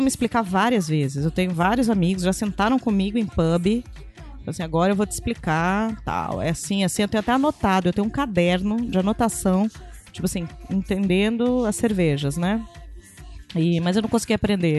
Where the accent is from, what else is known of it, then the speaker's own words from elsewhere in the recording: Brazil; a pessoa perguntou de onde eu era, e eu falei que eu era do Brasil